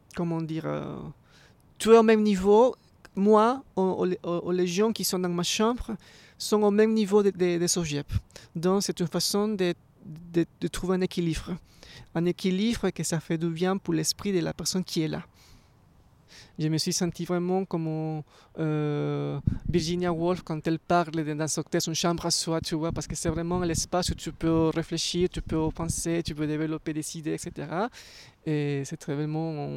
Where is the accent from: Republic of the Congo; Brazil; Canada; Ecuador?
Ecuador; moved away as an adult; now in Paris, France; je viens d'Équateur.